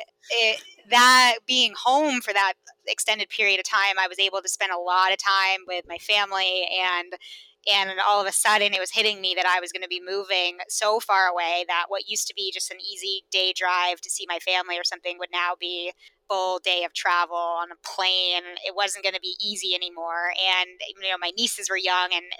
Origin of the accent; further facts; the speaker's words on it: Vermont, United States; moved away as an adult; also born or lived in Austin; now in Boston, United States; I grew up in Vermont